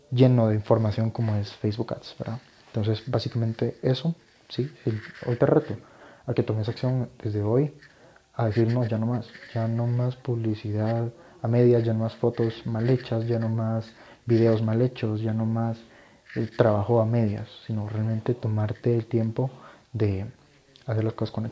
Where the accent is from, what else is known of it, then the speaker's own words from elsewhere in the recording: Guatemala; resulta que en mi país, Guatemala, no sé si me escuchan de acá o de otros países de Latinoamérica o Estados Unidos